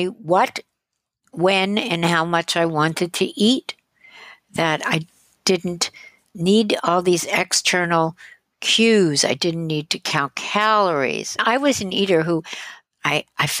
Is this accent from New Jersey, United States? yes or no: yes; Teaneck, New Jersey, United States; also born or lived in Manhattan, New York; I was born in Manhattan, and I grew up in Teaneck, New Jersey, which is northern New Jersey